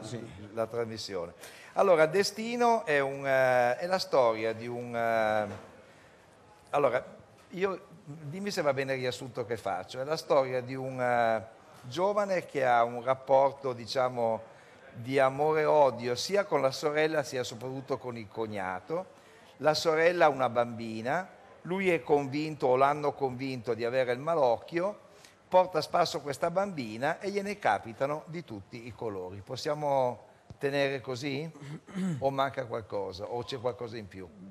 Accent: Turin, Piedmont, Italy; da torinese

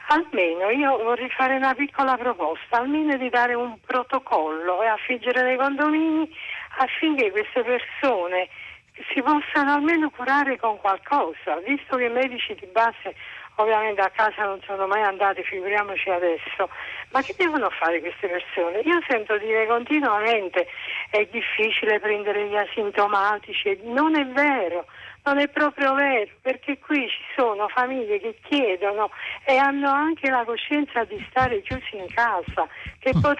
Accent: Brescia, Lombardy, Italy; perché io vengo da Brescia e ho visto che lì le cose, diciamo

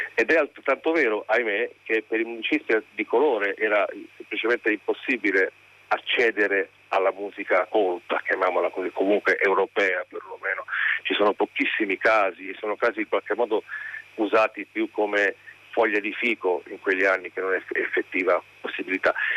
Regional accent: Liguria, Italy; lui è ligure come me

